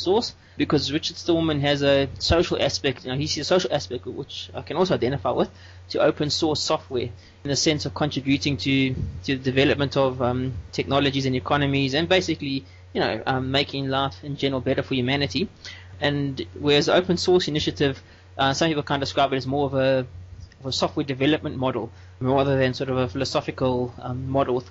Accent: South Africa; I'm from South Africa where I work for an open source solutions company

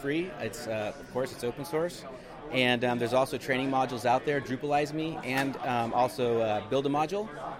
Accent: Portland, Oregon, United States; I'm from Portland, Oregon.

